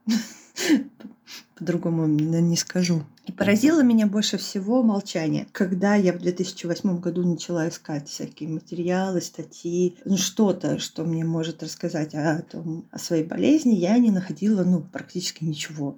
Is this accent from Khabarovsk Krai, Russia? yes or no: yes; Khabarovsk, Khabarovsk Krai, Russia; moved away as an adult; also born or lived in Moscow; я в этот момент находилась в Хабаровске у своих родителей в родном городе